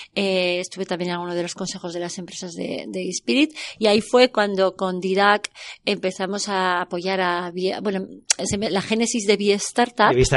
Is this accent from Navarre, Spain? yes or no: yes; Pamplona, Navarre, Spain; yo soy de Pamplona, originariamente